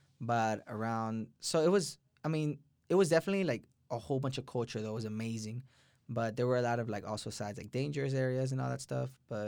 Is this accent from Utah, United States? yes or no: no; Houston, Texas, United States; also born or lived in El Salvador; I was born in El Salvador, came down to Houston, Texas when I was one. So most of my life here in Texas.